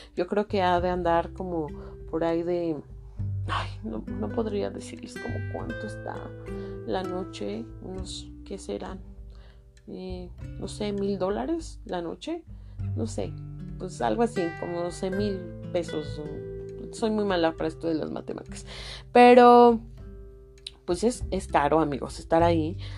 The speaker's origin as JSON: {"language": "Spanish", "country": "Mexico", "said": "muchos de nosotros que somos mexicanos"}